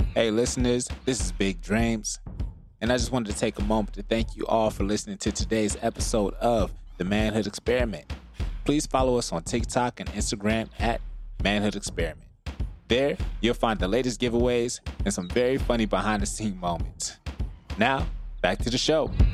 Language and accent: English; Florida, United States; now in San Diego, United States; I'm from Florida